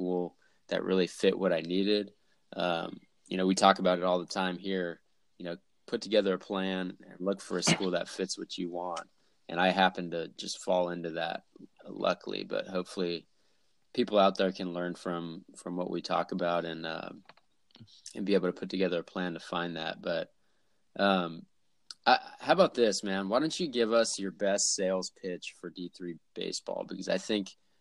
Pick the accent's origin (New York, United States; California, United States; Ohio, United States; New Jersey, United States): California, United States; Davis; I grew up in California as well, Davis